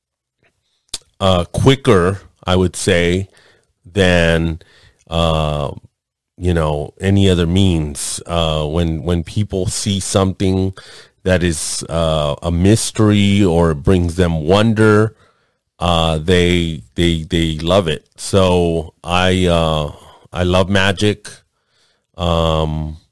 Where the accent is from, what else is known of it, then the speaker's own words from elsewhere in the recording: Los Angeles, California, United States; I'm Mexican. Born and raised in East Los Angeles in Lincoln Hospital on Soto Street